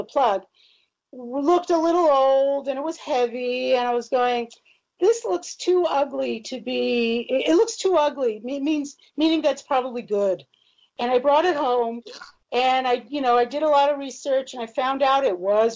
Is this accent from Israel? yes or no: yes; Israel; moved away; I grew up in Israel.